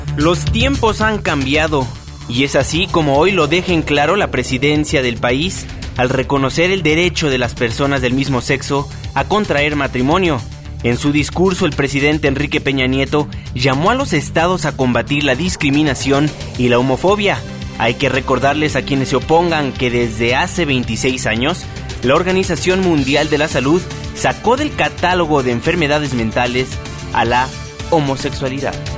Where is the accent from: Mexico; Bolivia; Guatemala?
Mexico; como mexicanos